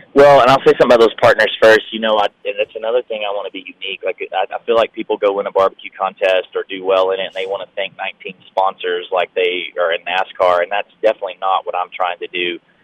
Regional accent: Tennessee and Alabama, United States; moved away; I grew up in Tennessee and Alabama, Southern Baptist

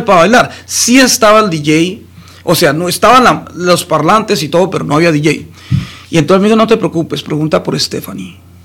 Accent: Colombia; yo soy colombiano.

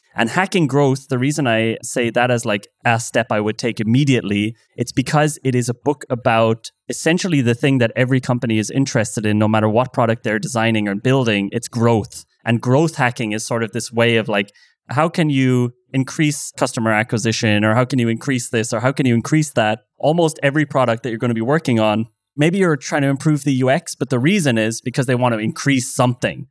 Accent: Ireland; now in Berlin, Germany; I'm Irish

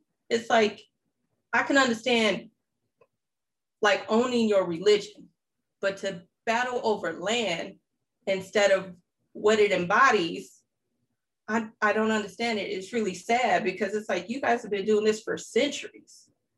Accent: Oak Park, Michigan, United States; now in Los Angeles, United States; even though I live out here in L.A., the neighborhood in which I grew up in Michigan, Oak Park, Michigan, you had predominantly Blacks, Orthodox Jews, and Arabs.

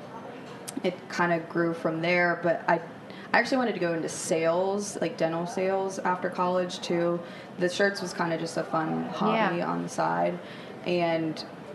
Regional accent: Pittsburgh, Pennsylvania, United States; also born or lived in West Virginia; I'm from Pittsburgh, Pennsylvania, born and raised

